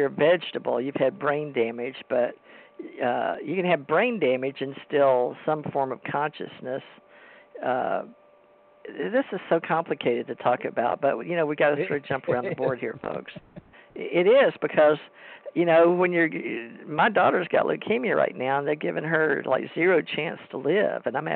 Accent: United States; I was raised in America and I was raised Christian

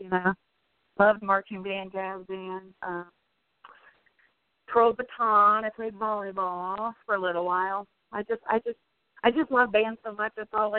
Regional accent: Manson, Ohio, United States; I grew up in Manson, Ohio.

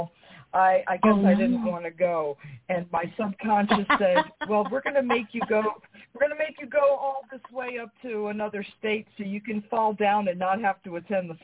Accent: New York, United States; I'm from New York.

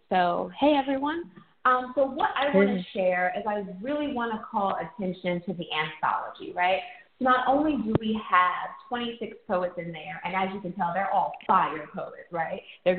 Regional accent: Lynchburg, Virginia, United States; also born or lived in Oakland, California; now in Texas, United States; Growing up in Lynchburg, Virginia

